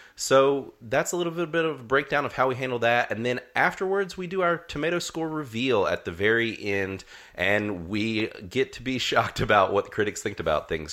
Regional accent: North Carolina, United States; accent: twang; if our twangs are slowly slipping out, then you might figure out that we're from North Carolina

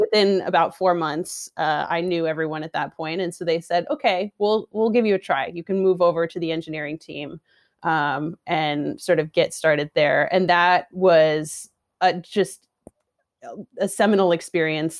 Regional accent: Seattle, Washington, United States; moved away as an adult; also born or lived in San Francisco; I'm also from Seattle originally

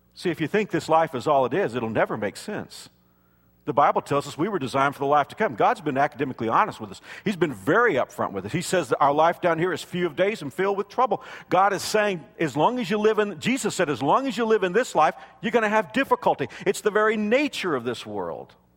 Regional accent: South Texas, United States; When I was a kid growing up in South Texas

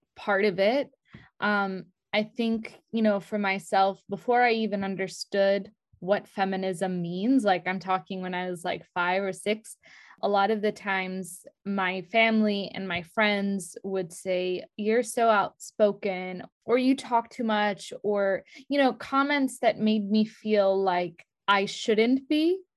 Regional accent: New York City, New York, United States; moved away; I spent the first few years of my life, like, I grew up in Brooklyn, New York

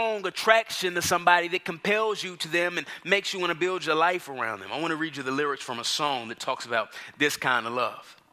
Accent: Dallas, Texas, United States; now in Atlanta, United States; I grew up in Dallas, Texas.

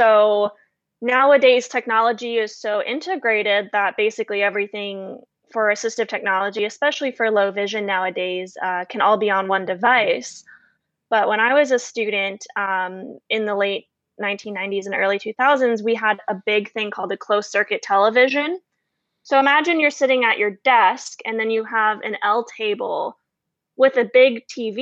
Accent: Florida, United States; And this most likely stems from my dad's background in the Navy and also growing up in Florida.

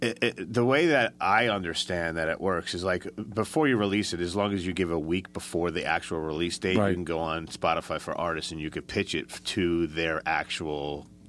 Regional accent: Port St. Lucie, Florida, United States; I don't know if we told you this, but we're from Port St. Lucie, is where, I live, and we kind of jam out of there.

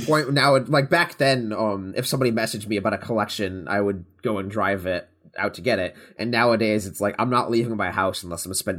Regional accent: New York, United States; I'm from New York

